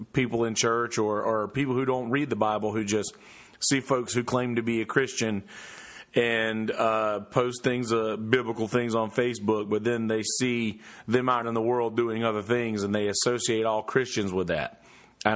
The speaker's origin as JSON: {"language": "English", "region": "the South", "country": "United States", "said": "I'm from the South. I'm from the country."}